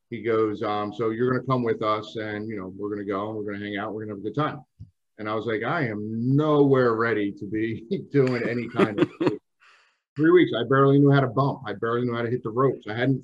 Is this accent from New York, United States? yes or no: no; New Jersey, United States; I grew up in South Jersey.